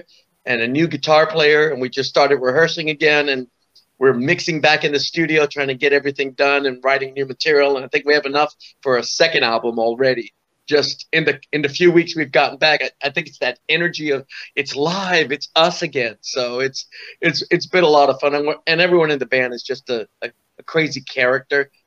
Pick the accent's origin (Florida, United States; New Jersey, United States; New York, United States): New York, United States; New York City; also born or lived in Orange County, California; now in California, United States; I'm from the Bronx, New York